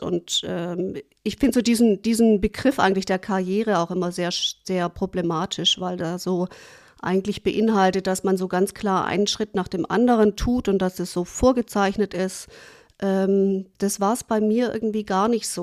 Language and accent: German; Germany; also born or lived in New York, United States; in mein Heimatland zurückkehren würde